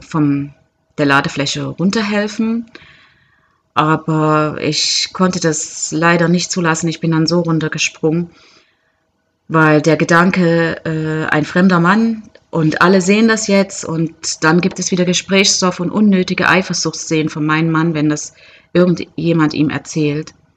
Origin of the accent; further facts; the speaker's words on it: Germany; moved away; als Deutsche aus einem wirklich äh, guten Land kommend